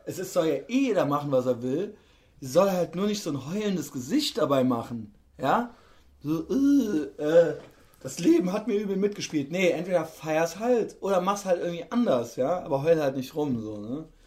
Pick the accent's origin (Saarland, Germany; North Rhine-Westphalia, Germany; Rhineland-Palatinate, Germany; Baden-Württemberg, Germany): Rhineland-Palatinate, Germany; Koblenz; In Koblenz, wo ich herkomme